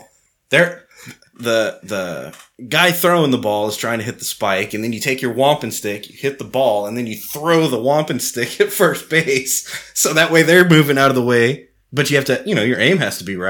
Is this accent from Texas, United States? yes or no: yes; Texas, United States; as a Texan